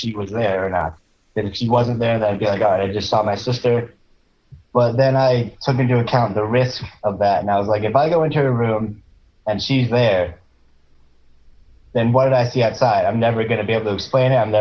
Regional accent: rural Maryland, United States; This is like East Coast rural Maryland, like farm country.

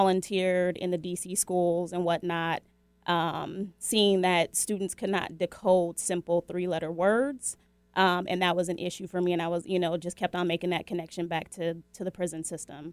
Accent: Seattle, Washington, United States; I was born and raised in Seattle, Washington

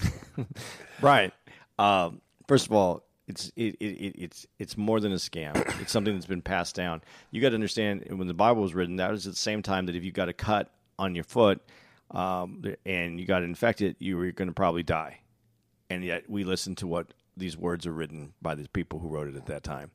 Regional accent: Tucson, Arizona, United States; also born or lived in Phoenix, Arizona; I'm from Phoenix. I'm from Tucson. I, I lived in Phoenix

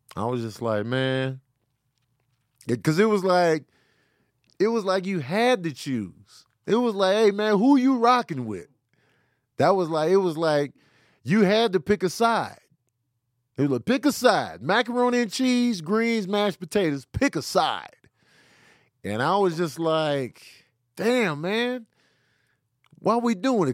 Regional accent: Midwest, United States; I'm from the Midwest

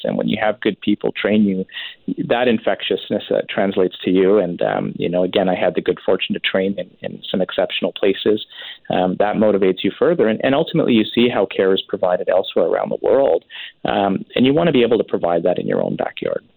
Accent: Richmond, British Columbia, Canada; born or raised there; now in Surrey, Canada

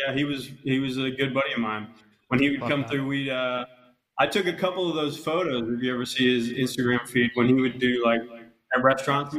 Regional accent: Cincinnati, Ohio, United States; moved away; also born or lived in Arizona; So I'm actually originally from Ohio. Like, you know, I'm from Cincinnati, though. And then lived in Arizona for a while.

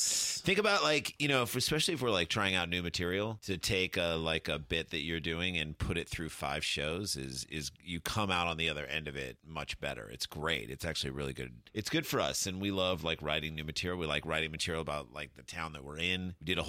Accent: St. Louis, Missouri, United States; moved away; we grew up in St. Louis, so we grew up coming to Chicago a bunch.

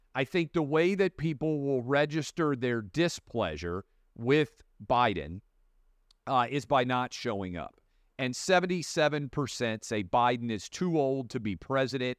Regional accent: Nashville, Tennessee, United States; in Nashville, my hometown

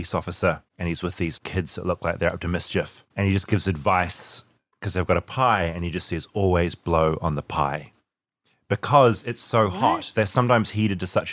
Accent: Whangarei, Northland, New Zealand; accent: New Zealand; where I grew up in Whangarei

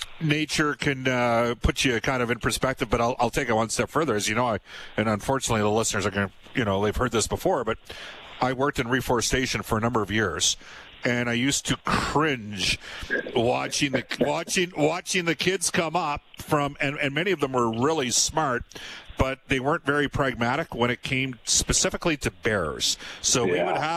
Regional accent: Fultonville, United States; I grew up in Fultonville, yeah. and we had deer all the time on our acreage

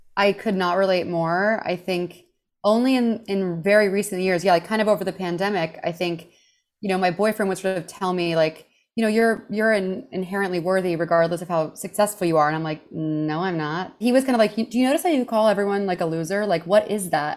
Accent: Houston, Texas, United States; moved away; also born or lived in New York City; I grew up in Houston, Texas

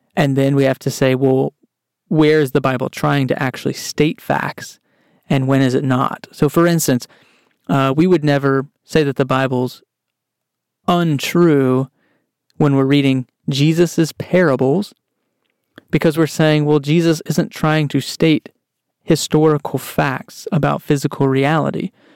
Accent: Texas, United States; I grew up in Texas

